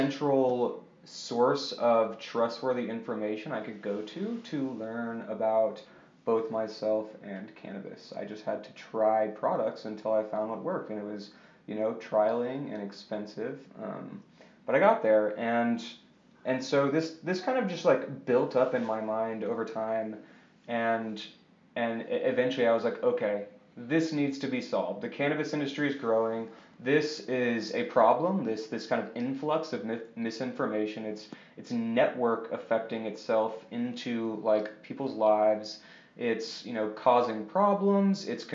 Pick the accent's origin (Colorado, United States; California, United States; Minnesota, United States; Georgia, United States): Colorado, United States; Colorado Springs; also born or lived in Memphis, Tennessee; I moved to Colorado when I was 9 and grew up in Colorado Springs.